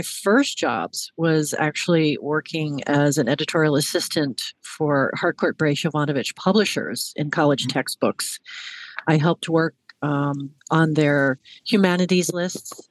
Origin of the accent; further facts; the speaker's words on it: Hudson Valley, New York, United States; moved away as an adult; also born or lived in Washington, D.C.; I I grew up in, in the Hudson Valley in New York, and I came south to go to college